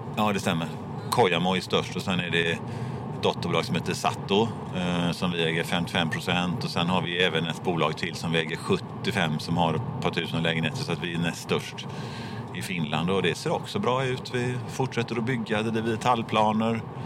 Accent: Gothenburg, Västra Götaland, Sweden; jag är från Göteborg, som ni hör

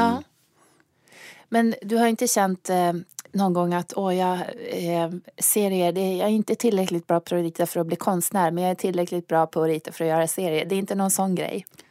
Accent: Luleå, Norrbotten County, Sweden; Jag kommer från Luleå

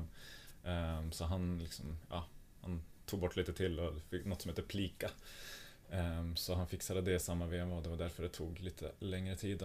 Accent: Norrland, Sweden; also born or lived in Norway; som norrlänning så har man väl inte, man har växt upp med att det eh, här spelar vi ur och skur

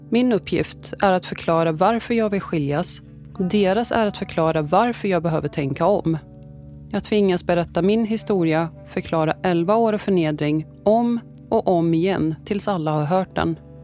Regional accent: Sweden; Jag är svensk men jag är även syrian.

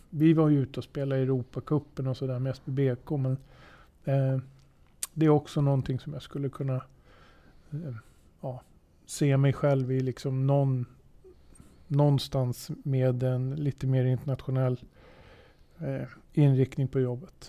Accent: Södertälje, Stockholm County, Sweden; född och uppväxt i Södertälje

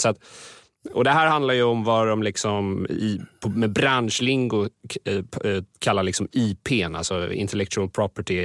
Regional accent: Sweden

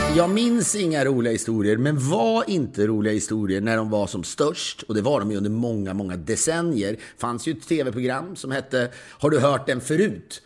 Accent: Sweden; now in United States; som svensk kreatör

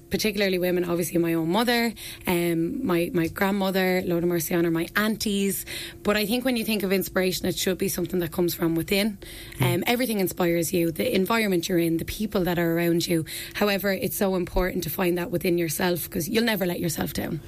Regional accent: Ferns, Leinster, Ireland; I'm from Ferns. I'm from Ferns.

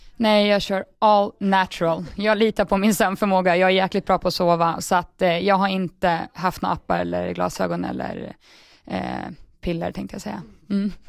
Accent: Sweden; moved away as an adult; now in England, United Kingdom

